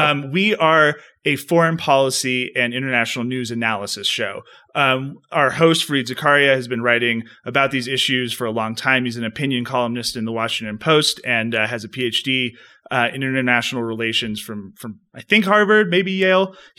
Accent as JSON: {"language": "English", "country": "Chile", "tie": "born or raised there", "said": "I grew up in Latin America. I grew up in Chile. My dad was a mining engineer there. And so I grew up speaking Spanish."}